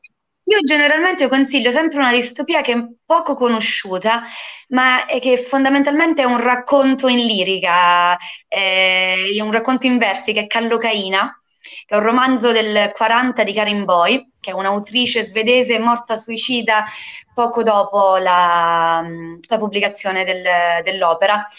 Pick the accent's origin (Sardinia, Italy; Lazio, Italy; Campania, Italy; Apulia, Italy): Campania, Italy; Fontanarosa